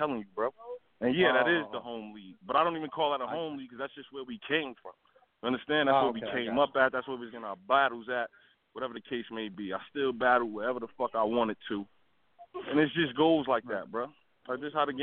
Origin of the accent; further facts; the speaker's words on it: New Jersey, United States; I'm from New Jersey